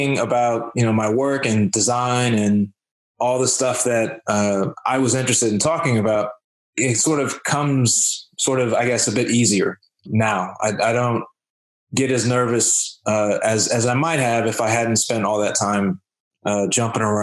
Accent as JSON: {"language": "English", "country": "United States", "said": "I'm from the United States"}